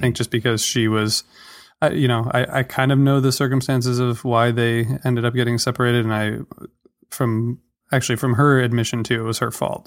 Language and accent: English; Toledo, Ohio, United States; moved away; also born or lived in Washington, D.C.; I grew up in Ohio, um, Toledo, which is near, you know, the border with Michigan